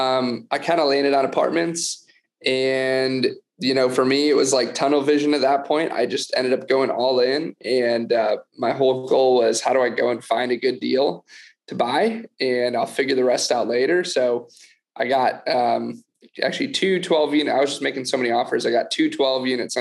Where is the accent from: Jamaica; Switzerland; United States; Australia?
United States; outside of Detroit, Michigan; now in Austin, United States; I grew up outside of Detroit, Michigan, in the suburbs